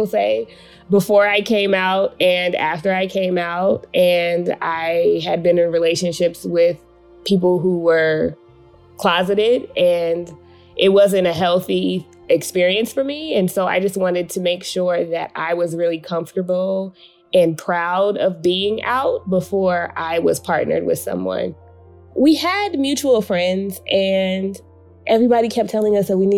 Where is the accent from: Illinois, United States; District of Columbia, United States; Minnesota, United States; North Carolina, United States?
District of Columbia, United States; Washington; I'm originally from Washington, D.C.